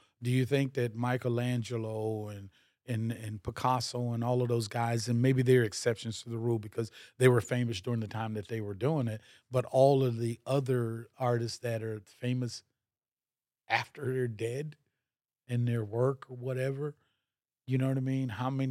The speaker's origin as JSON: {"language": "English", "town": "Miami", "region": "Florida", "country": "United States", "tie": "born or raised there", "said": "growing up in Miami, I was like, there was no Haitians yet in Miami, mm-hmm. and there were no Africans in Miami at the time, so like, I was the darkest black kid."}